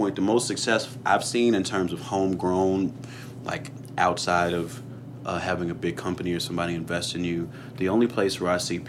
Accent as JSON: {"language": "English", "town": "Chicago", "region": "Illinois", "country": "United States", "tie": "born or raised there", "moved": "yes", "said": "growing up in Chicago"}